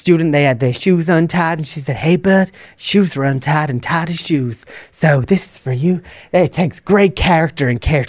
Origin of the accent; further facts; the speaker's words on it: England, United Kingdom; now in United States; I came from England, and during my teacher training, I think I had like, overall, in both the schools I was at, I probably had about 4 students that had IEPs in England.